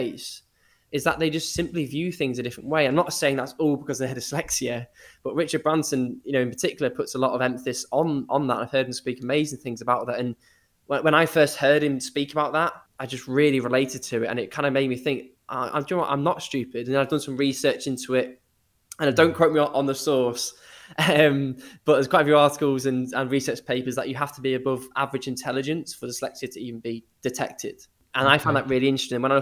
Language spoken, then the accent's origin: English; Liverpool, North West England, United Kingdom; also born or lived in Eastbourne; I was about 5 years old, we moved from Eastbourne on the south coast to Liverpool